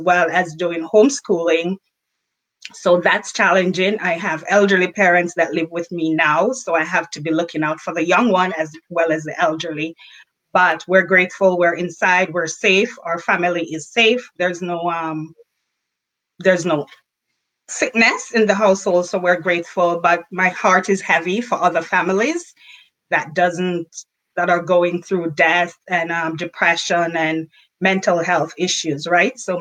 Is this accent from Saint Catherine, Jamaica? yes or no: no; Saint Elizabeth, Jamaica; moved away; I was born and raised in St. Elizabeth, Jamaica